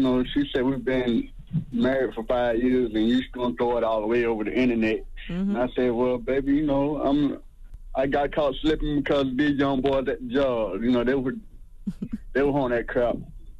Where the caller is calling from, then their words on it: Atlanta, Georgia, United States; I'm calling from Atlanta, Georgia.